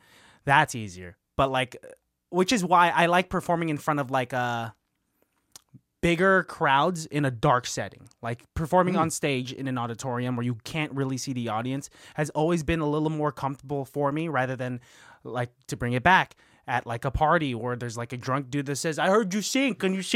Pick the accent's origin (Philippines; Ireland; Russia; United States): Philippines; Yeah, I think I said yes, I am Filipino, and you know what they say about Filipinos?